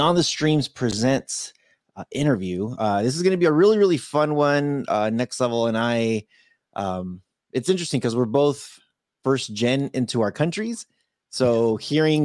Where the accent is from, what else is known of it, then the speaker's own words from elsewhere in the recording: California, United States; I was born in California